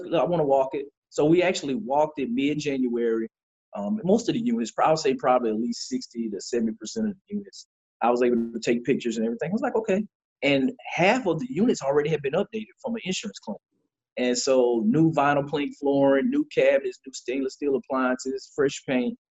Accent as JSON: {"language": "English", "region": "Lower Alabama", "country": "United States", "tie": "born or raised there", "also_born_or_lived": "Detroit, Michigan / Warner Robins, Georgia", "said": "was born in Detroit, Michigan, stayed there for about eight years, and then relocated with my parents to uh, Alabama. I call it L.A. Lower Alabama"}